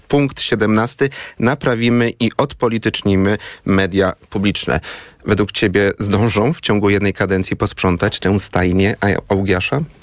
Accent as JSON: {"language": "Polish", "town": "Poznań", "region": "Greater Poland", "country": "Poland", "said": "jako poznaniak"}